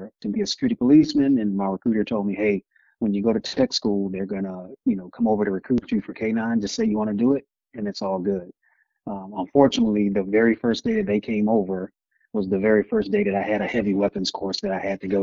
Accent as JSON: {"language": "English", "town": "Miami", "region": "Florida", "country": "United States", "moved": "as an adult", "said": "I'm originally from Miami, Florida"}